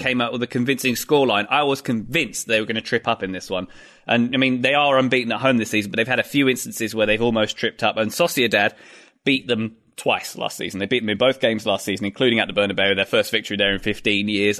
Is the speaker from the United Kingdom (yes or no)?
yes; United Kingdom; I'm being British